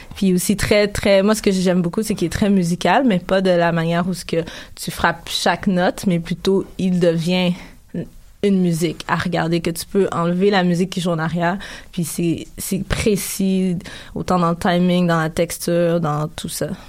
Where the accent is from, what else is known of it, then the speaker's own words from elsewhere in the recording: Canada; also born or lived in Africa; Quand je suis arrivée au Canada, en fait, j'avais 5 ans.